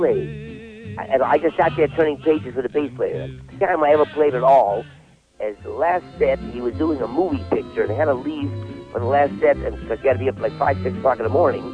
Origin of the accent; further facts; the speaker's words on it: New York City, New York, United States; moved away; I came from Brooklyn, I used to box, I used to fight